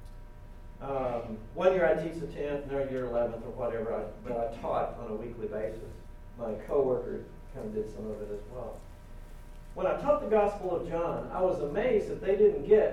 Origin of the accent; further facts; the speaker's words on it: United States; moved away; Americans, we're very individualistic.